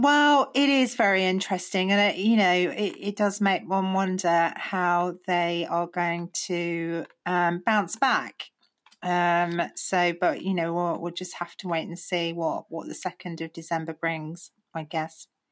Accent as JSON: {"language": "English", "country": "United Kingdom", "said": "as British people"}